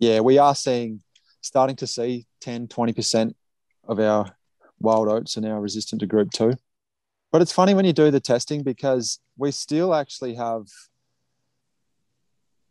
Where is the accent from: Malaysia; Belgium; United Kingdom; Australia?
Australia; moved away as an adult; now in Saskatchewan, Canada; knowing what I grew up with in Australia